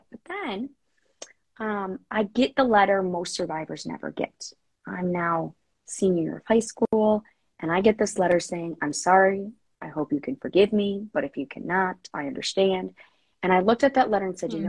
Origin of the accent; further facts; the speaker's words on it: Illinois, United States; my home state of Illinois